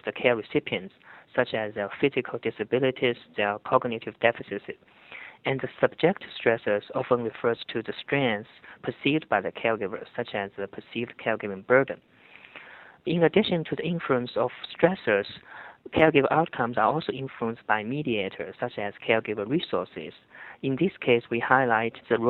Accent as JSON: {"language": "English", "country": "China", "tie": "born or raised there", "moved": "yes", "said": "As a gerontologist social work scholar growing up in China, a different culture"}